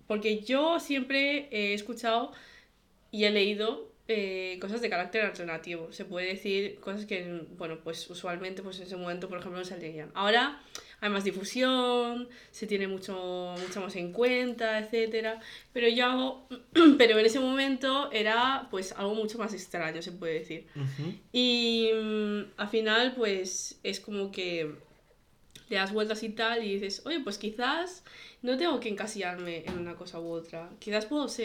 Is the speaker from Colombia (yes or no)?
no; China; Eh, yo obviamente soy china, eh, mi familia es bastante conservadora